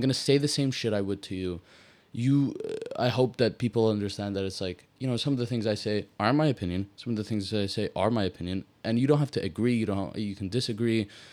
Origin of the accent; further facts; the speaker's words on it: Malta; I'm from Malta